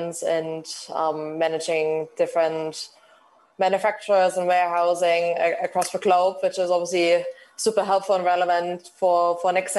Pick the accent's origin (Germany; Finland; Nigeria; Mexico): Germany; moved away as an adult; now in United Kingdom; we are obviously coming from Germany and having lived in the UK for such a long time